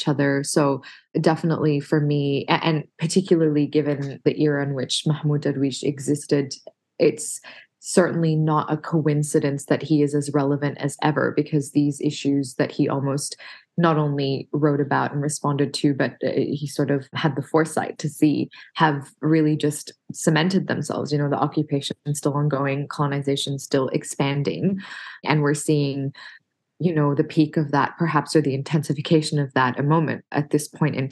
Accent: Australia; being Arab Australian

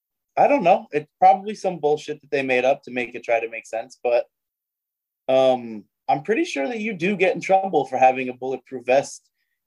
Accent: United States

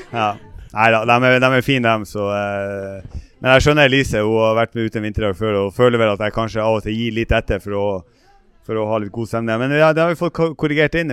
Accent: Ballangen and Harstad, Nordland, Norway; accent: Northern Norwegian; moved away as an adult; now in Oslo, Norway; som dere sikkert hører, så er jeg fra eh, Nord-Norge. Jeg er opprinnelig fra Ballangen og Harstad. Flytta ned hit i 97

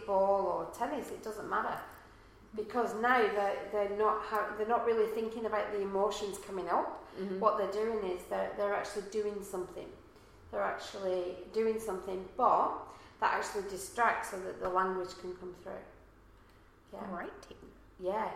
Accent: Manchester, North West England, United Kingdom; now in Australia; I'm from Manchester in England

